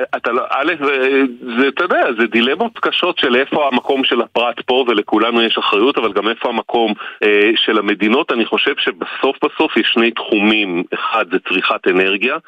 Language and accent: Hebrew; Israel